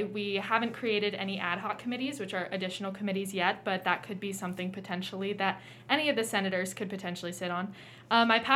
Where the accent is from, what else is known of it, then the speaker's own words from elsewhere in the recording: Cincinnati, Ohio, United States; I'm from Cincinnati